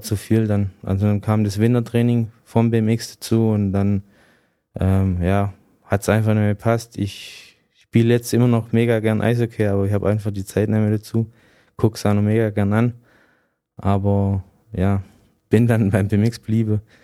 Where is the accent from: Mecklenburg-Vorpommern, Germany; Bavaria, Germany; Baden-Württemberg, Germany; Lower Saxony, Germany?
Baden-Württemberg, Germany; near Bietigheim; also born or lived in Cottbus; ich bin dann in der Nähe von Bietigheim aufgewachsen